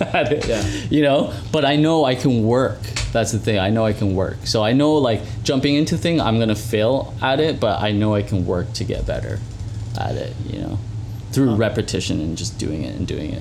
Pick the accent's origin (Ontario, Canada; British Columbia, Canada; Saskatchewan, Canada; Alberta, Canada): Ontario, Canada; Mississauga; I was born in Mississauga Hospital.